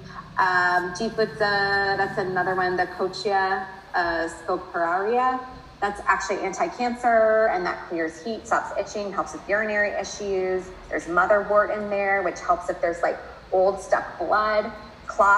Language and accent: English; United States; I'm American